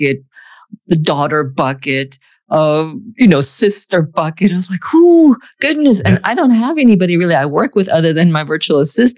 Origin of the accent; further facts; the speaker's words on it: Germany; English is a second language; moved away as an adult; now in United States; I grew up in Germany